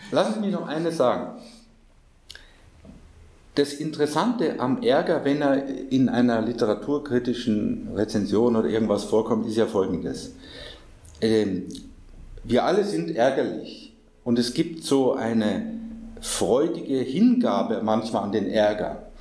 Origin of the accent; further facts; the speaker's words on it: India; als Inder bin ich doch